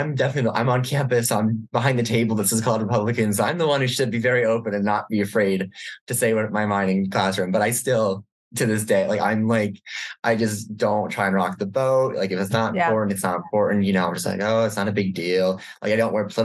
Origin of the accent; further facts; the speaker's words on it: Chicago suburbs, Illinois, United States; moved away; I'm from the Chicago suburbs